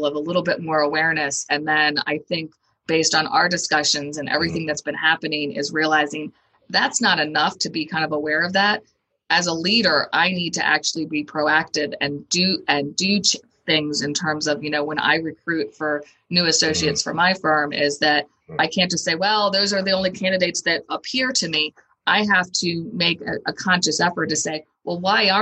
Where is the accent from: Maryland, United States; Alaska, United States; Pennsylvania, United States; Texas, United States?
Maryland, United States; Howard County; I grew up in Howard County